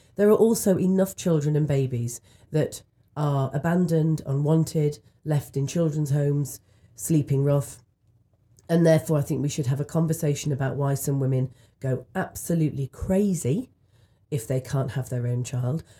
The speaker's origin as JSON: {"language": "English", "country": "United Kingdom", "said": "in the U K where I'm from"}